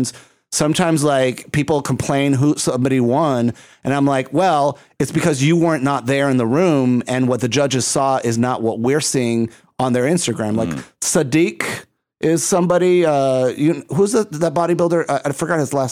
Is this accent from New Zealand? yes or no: no; Puerto Rico; I'm from Puerto Rico.